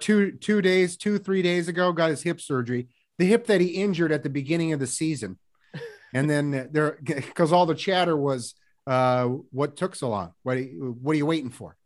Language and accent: English; Seattle, Washington, United States; growing up in Seattle